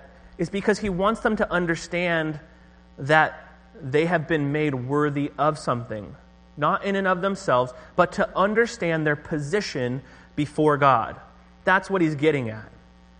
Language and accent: English; Orange County, California, United States; moved away; I'm from Orange County